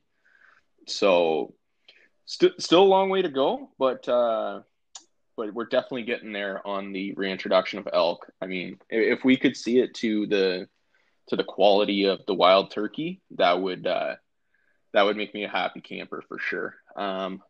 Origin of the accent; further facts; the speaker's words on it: Ontario, Canada; I'm from Ontario